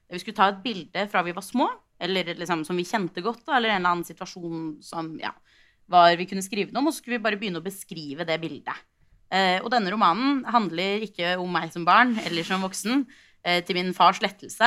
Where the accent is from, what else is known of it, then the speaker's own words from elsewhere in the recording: Oslo, Norway; jeg kom fra Oslo. Jeg gikk på en videregående skole i Oslo som heter Foss